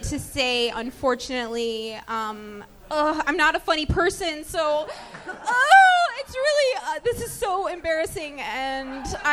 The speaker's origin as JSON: {"language": "English", "region": "South Dakota", "country": "United States", "said": "I'm from South Dakota"}